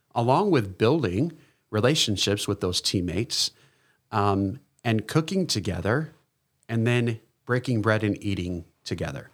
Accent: East Coast, United States; moved away; I'm originally from the East Coast

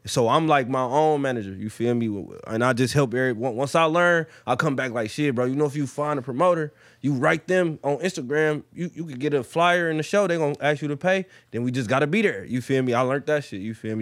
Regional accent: Detroit, Michigan, United States; I'm from Detroit, born and raised. Plymouth, Plymouth Road, West Side

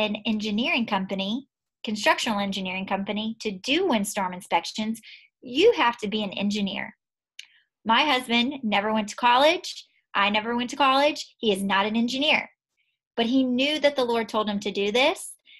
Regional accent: Southeast Texas, United States; So we're from Southeast Texas, which just, you know, Imelda, Harvey, all that. And so we get hurricanes.

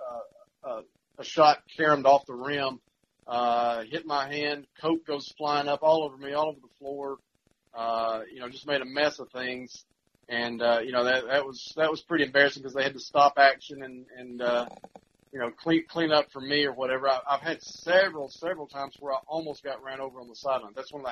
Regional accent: South Pittsburg, Tennessee, United States; growing up in the Valley

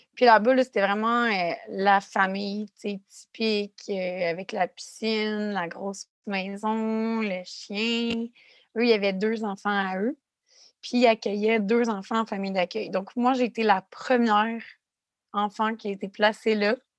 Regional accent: Quebec City, Quebec, Canada; je viens de Québec, ça arrive sud de Québec

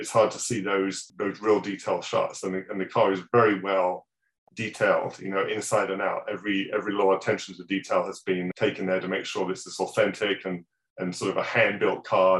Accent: England, United Kingdom; moved away; my hometown, back in England

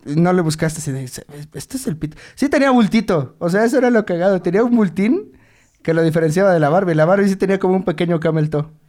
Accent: Mexico

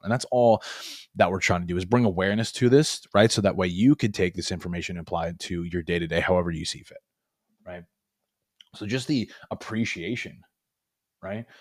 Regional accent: Long Island, New York, United States; moved away as an adult; now in Florida, United States; I was born and raised in Long Island. 23 years, moved to Florida the last few years here

